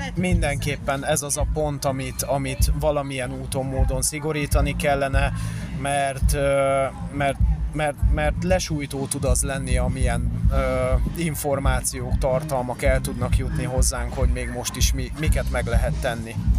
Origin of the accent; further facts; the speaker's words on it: Pest, Hungary; én egyébként Pest megyében élek, tehát nem a, nem a fővárosban, kertesházba születtem jelenleg is, kertesházban élünk